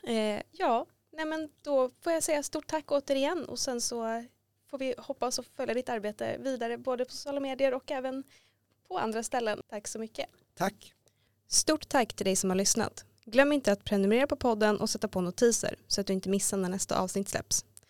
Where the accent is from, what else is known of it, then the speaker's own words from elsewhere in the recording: Gothenburg, Västra Götaland, Sweden; now in Stockholm, Sweden; jag är själv från Göteborg och när jag flyttade hit